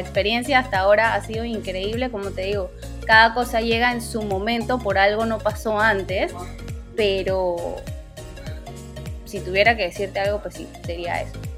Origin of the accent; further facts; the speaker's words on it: Panama; yo soy panameña, aunque muchas veces me confundan con otras nacionalidades, sí, soy 100% panameña